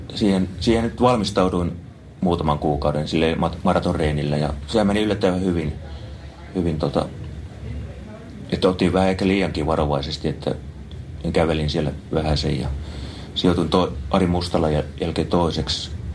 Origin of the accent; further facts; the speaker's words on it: Kouvola, Kymenlaakso, Finland; now in Espoo, Finland; Kouvolasta olen kotoisin